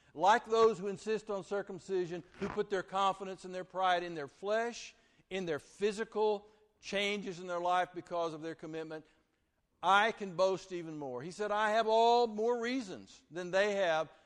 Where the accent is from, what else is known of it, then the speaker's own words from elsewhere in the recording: Vernon, Texas, United States; I uh, grew up from fourth grade through high school at Vernon, Texas